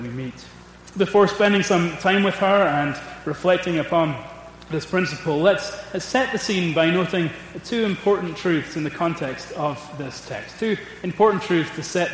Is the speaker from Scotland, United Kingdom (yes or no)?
yes; Scotland, United Kingdom; I am a Scot